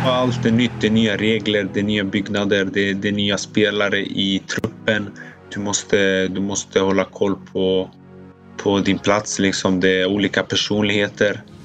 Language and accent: Swedish; Sweden; now in Italy; som svensk